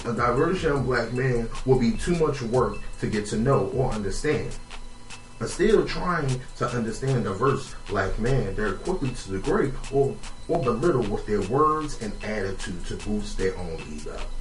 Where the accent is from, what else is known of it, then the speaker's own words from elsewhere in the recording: Philadelphia, Pennsylvania, United States; I'm from North Philly